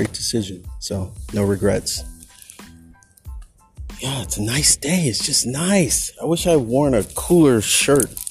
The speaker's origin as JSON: {"language": "English", "town": "Berkeley", "region": "California", "country": "United States", "tie": "born or raised there", "said": "Berkeley, my hometown"}